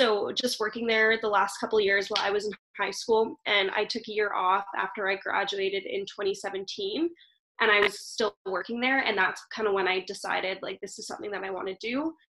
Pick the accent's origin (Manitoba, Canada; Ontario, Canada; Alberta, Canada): Alberta, Canada; Calgary; I am born and raised in Calgary here